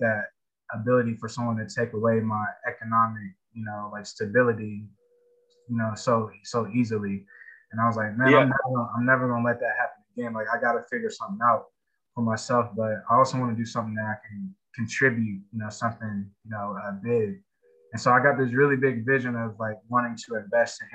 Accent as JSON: {"language": "English", "town": "Columbus", "region": "Ohio", "country": "United States", "tie": "born or raised there", "said": "I'm from Columbus, Ohio. What we call Mount Vernon Plaza, but it's now called King Lincoln Bronzeville District."}